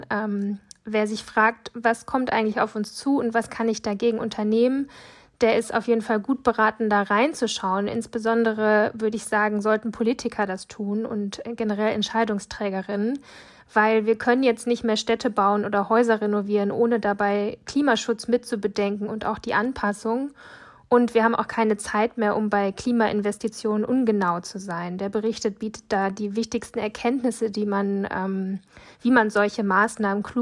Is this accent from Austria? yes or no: no; Western Ukraine, Ukraine; German is a second language; Ich komme aus dem Westen Ukraine, mit dem, äh, wo die Grenze mit Moldawien. Mein Vater ist da und er äh, muss da bleiben.